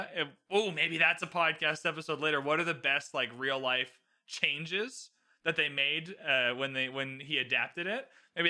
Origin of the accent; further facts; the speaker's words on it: Canada; I just get to dump on American people as a Canadian. So I just have a free card. Like, oh, sorry, I'm Canadian.